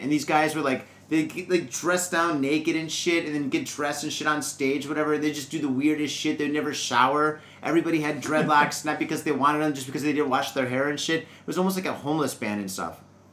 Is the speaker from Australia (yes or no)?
no; Midwest, United States; now in Japan; I'm from the Midwest